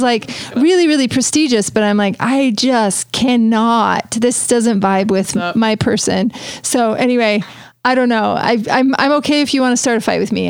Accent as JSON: {"language": "English", "town": "Richville", "region": "Utah", "country": "United States", "said": "I'm from Richville"}